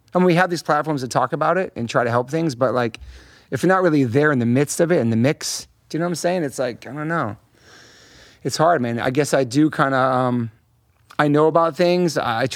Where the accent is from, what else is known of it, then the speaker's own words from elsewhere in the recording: Hollywood, California, United States; And I grew up around a lot of awesome musicians and people, and I'm very lucky, man, especially a kid growing up in Hollywood, too.